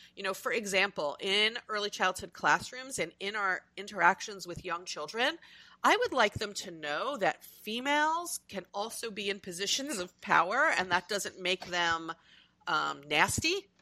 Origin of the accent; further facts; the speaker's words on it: United States; I'm Euro American, I'm US born